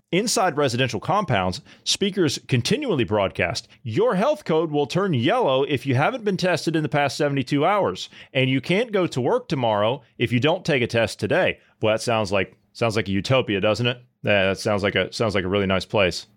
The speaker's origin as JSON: {"language": "English", "country": "United States", "said": "I'm an American, we the people guy"}